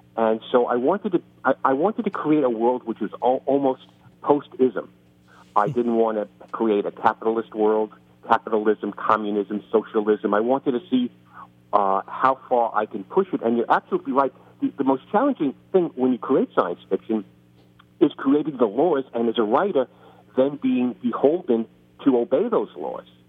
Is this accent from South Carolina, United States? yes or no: no; New York City, New York, United States; there's a reason I talk like this. I grew up in the Bronx, and I grew up uh, six blocks from Yankee Stadium